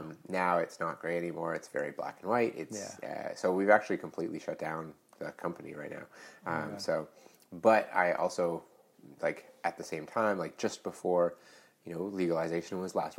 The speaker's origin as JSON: {"language": "English", "area": "near Blue Mountain, 2 hours north of Toronto", "region": "Ontario", "country": "Canada", "tie": "born or raised there", "also_born_or_lived": "Whistler, BC", "moved": "yes", "lives_now": "Vancouver, Canada", "said": "I grew up about 2 hours north of Toronto near Blue Mountain."}